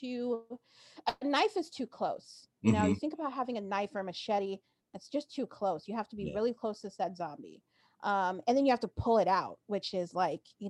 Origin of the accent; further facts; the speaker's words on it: New Jersey, United States; also born or lived in New York / Boston; I grew up in New Jersey, which is a state here, and I lived in New York for some time, and I also lived in Boston